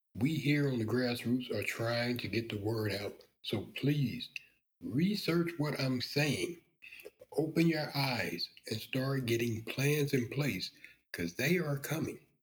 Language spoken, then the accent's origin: English; the South, United States; I was raised in the South.